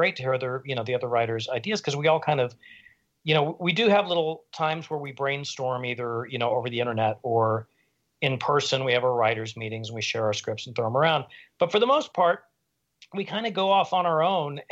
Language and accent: English; Oklahoma, United States; moved away as an adult; now in New York, United States; we're both from Oklahoma